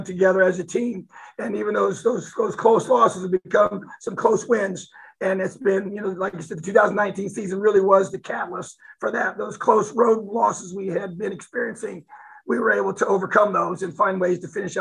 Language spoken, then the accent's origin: English; New Castle, Indiana, United States; I'm from Newcastle